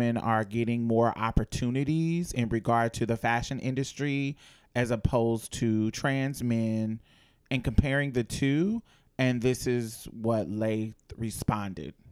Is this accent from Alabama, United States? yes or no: yes; Mobile, Alabama, United States; I grew up in Mobile, Alabama.